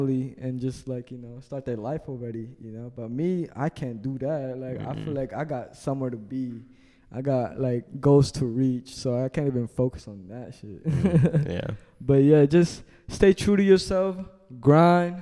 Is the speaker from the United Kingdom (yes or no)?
no; Olongapo, Central Luzon, Philippines; also born or lived in Japan; now in Virginia, United States; I was from the Philippines, you know, like, you know, one house with 13 people to moving to Japan, finally staying in Virginia